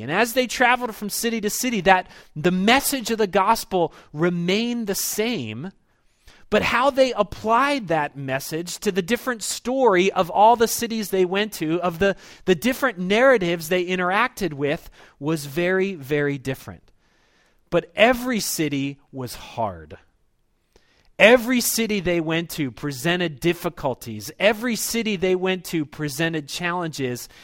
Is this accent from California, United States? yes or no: no; Baltimore, Maryland, United States; I was this kid that was born and raised in Baltimore